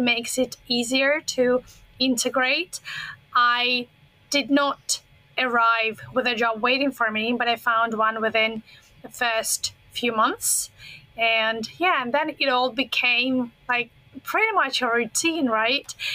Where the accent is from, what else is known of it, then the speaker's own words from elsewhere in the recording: Russia; English is a second language; moved away as an adult; now in Foshan, China; I grew up pretty close to China. I am originally from Russia, but from the Asian part of Russia, the territory that borders on China and Mongolia. So I've been in that part my whole childhood.